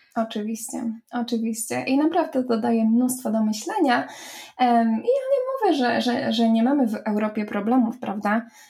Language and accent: Polish; Poland; moved away as an adult; now in Ireland